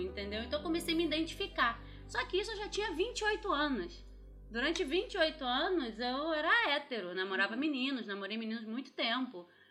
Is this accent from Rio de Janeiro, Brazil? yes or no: yes; Rio de Janeiro, Brazil; eu sou do Rio mesmo. E minha infância foi basicamente, eu estudava no, numa escola no Rio